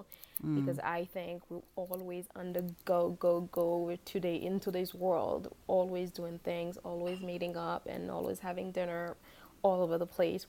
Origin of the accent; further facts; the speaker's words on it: Haiti; now in New York, United States; I was born and raised in Haiti